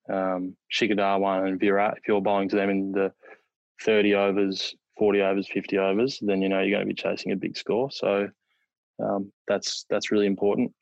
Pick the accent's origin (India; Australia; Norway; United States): Australia; New South Wales; moved away; I was born there and I, I started playing my first class career there. So to have the opportunity to to play for my home state again